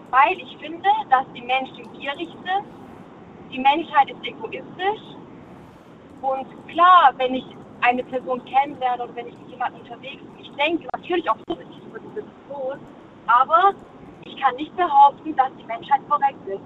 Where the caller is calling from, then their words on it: Munich, Bavaria, Germany; Also ich bin, ich bin aus München und ich habe jetzt ein bisschen mitgehört